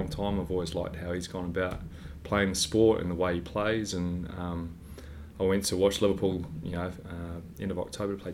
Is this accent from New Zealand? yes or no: yes; New Zealand; Growing up in New Zealand on Sunday mornings